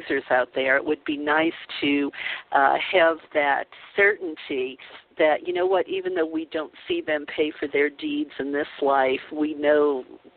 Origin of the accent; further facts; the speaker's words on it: New Orleans, Louisiana, United States; I grew up Catholic in the Bible Belt of New Orleans